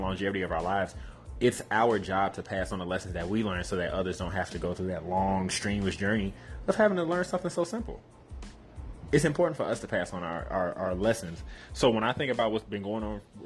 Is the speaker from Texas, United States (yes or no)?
no; Chicago, Illinois, United States; growing up in Chicago